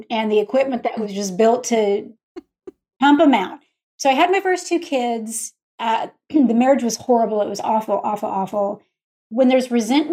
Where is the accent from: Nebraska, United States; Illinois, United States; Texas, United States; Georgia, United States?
Texas, United States; moved away as an adult; also born or lived in Utah; I grew up in Texas, but all of my family, the hundreds and plus cousins, they're all in Utah